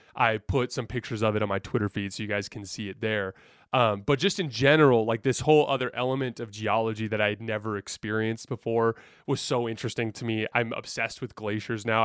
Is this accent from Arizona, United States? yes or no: yes; Tucson, Arizona, United States; moved away; also born or lived in Utah / Charlotte; I grew up in Tucson, Arizona